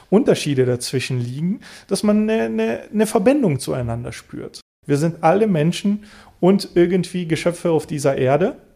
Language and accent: German; Bulgaria; Ich bin in Bulgarien geboren, ich bin dort aufgewachsen, ich habe einen bulgarischen Namen, ich habe die bulgarische Staatsbürgerschaft.